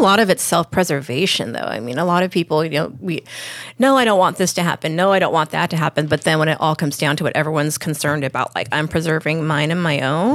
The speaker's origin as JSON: {"language": "English", "town": "Lakewood", "region": "California", "country": "United States", "tie": "born or raised there", "moved": "yes", "lives_now": "San Diego, United States", "said": "I grew up in Lakewood"}